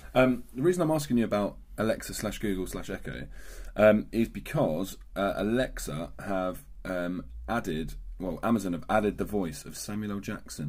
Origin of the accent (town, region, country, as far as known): Bedfordshire, East of England, United Kingdom; accent: Bedfordshire